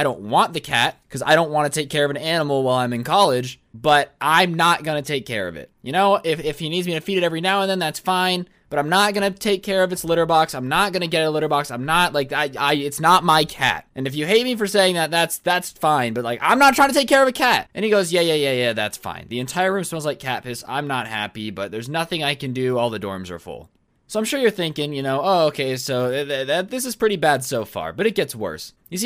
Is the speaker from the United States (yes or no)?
no; South Korea; English is a second language; moved away; I'm here for the summer since I'm from Korea.